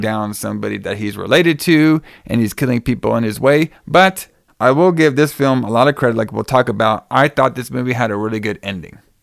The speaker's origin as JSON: {"language": "English", "town": "Dallas", "region": "Texas", "country": "United States", "said": "I'm from Dallas"}